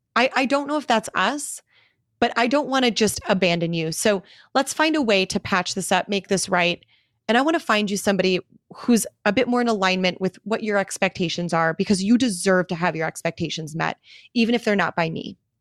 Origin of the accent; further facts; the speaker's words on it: Milwaukee, Wisconsin, United States; moved away; return to my hometown of Milwaukee, Wisconsin